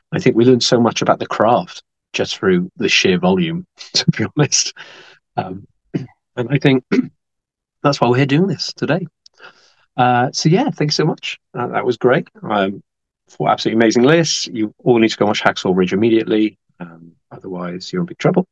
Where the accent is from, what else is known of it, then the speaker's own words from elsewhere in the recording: United Kingdom; as a Brit, I'm very proud of the quality of the stuff we produce